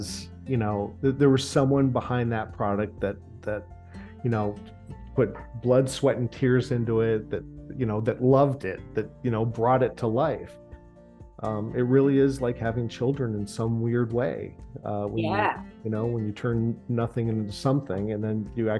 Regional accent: Los Angeles, California, United States; also born or lived in New Mexico; I was born and raised in Los Angeles

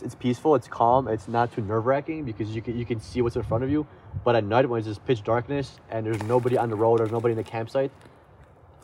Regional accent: Midwest, United States; we come from the Midwest, where we have just flatlands, prairie lands, we have corn, we have wheat, and it's just flat

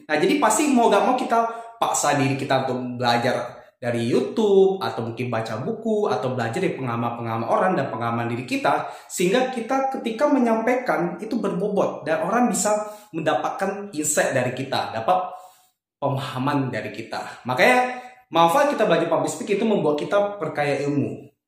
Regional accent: Batam, Riau Islands, Indonesia; Kebetulan asal saya dari kota Batam

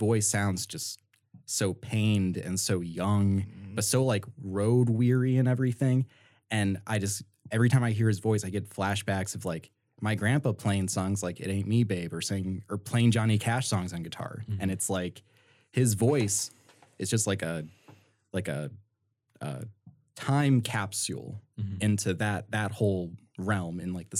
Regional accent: Adrian, Michigan, United States; born or raised there

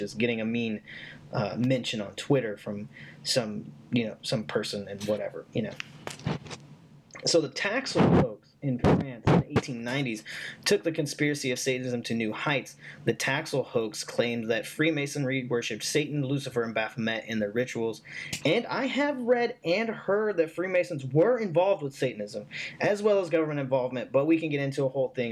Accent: the South, United States; I was raised in the South. I currently live in the South

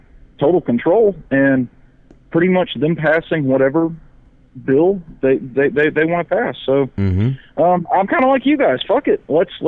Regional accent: South Carolina, United States; I mean, my state, I mean, I'm from South Carolina

